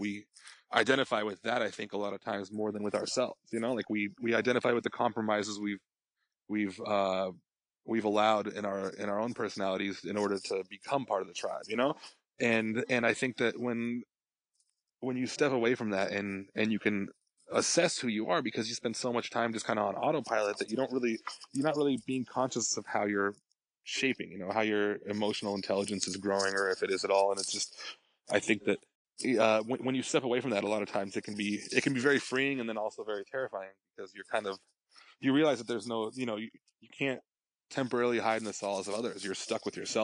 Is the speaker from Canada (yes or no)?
no; Colorado, United States; moved away; I grew up in Colorado